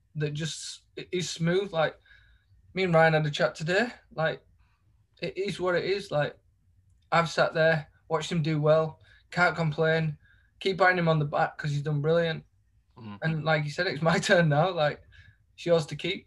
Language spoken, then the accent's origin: English; Leeds, Yorkshire and the Humber, United Kingdom; I'm from Leeds